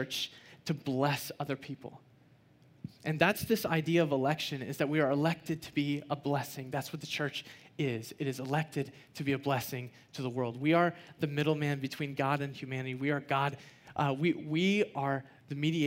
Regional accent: United States; I'm an American citizen.

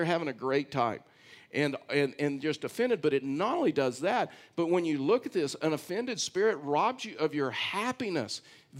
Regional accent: Texas, United States; I've hunted and fished a lot of that area when I was raised in Texas.

